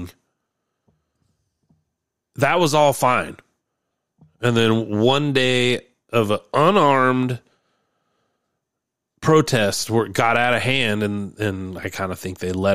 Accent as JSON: {"language": "English", "country": "United States", "said": "I'm an American guy"}